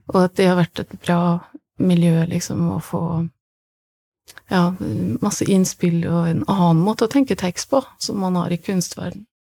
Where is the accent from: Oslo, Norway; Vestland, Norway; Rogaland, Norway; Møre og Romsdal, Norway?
Møre og Romsdal, Norway; Kristiansund; moved away as an adult; also born or lived in Berlin; Jeg kom kommer fra Kristiansund